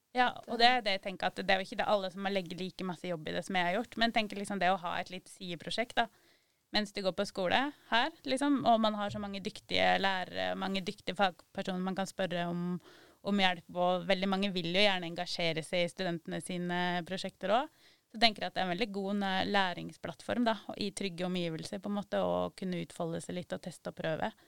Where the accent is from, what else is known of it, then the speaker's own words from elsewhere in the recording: Sør-Aurdal, Innlandet, Norway; Og så satt jeg hjemme i Valdres